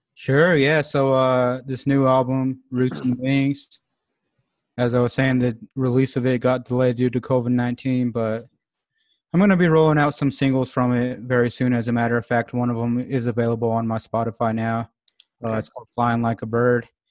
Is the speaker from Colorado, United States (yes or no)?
yes; Alamosa, Colorado, United States; moved away as an adult; now in Longmont, United States; growing up in Alamosa, it, it is a small town, about 8,000 people, 9,000 people